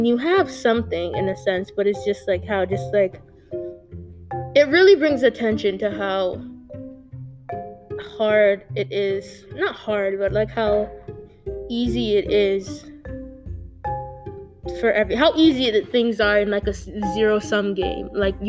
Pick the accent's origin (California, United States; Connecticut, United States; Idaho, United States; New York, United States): Connecticut, United States; Hartford; I grew up in Hartford for the majority of my life at the time